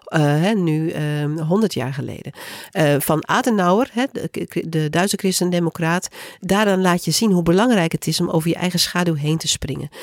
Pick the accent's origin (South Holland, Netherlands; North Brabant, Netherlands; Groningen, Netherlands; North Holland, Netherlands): Groningen, Netherlands; ik kom zelf uit Groningen